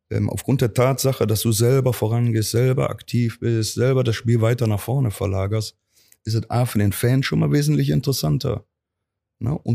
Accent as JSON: {"language": "German", "town": "Cologne", "region": "North Rhine-Westphalia", "country": "Germany", "said": "Ich bin eine Kölsche Junge, ich wohne Klar. hier in Köln, egal wo ich Trainer bin, ob jetzt Saarbrücken, Roster, Cottbus. Also meine Heimat wird immer Köln bleiben."}